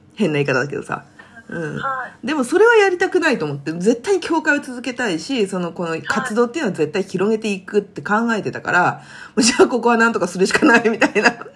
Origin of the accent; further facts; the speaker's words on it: Kanto, Japan; moved away as an adult; also born or lived in Kansai; 関西、関東出身だけど関西で子育てを始めた